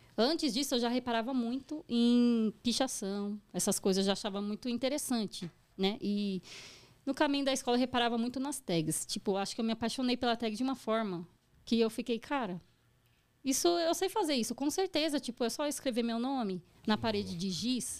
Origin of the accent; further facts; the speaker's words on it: São Bernardo do Campo, São Paulo, Brazil; eu sou do bairro Assunção ali